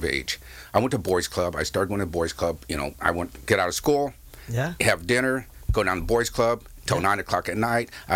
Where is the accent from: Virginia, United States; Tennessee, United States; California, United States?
California, United States; San Clemente; I grew up in San Clemente with my dad